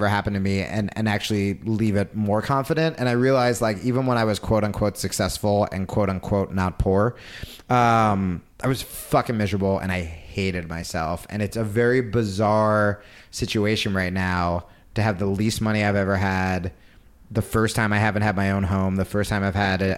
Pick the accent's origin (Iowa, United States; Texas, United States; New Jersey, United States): New Jersey, United States; now in Los Angeles, United States; I grew up in Jersey